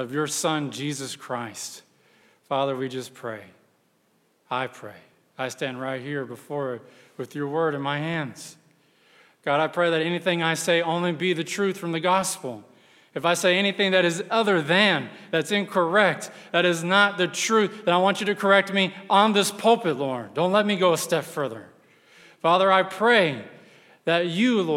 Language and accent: English; Texas, United States; I'm from Texas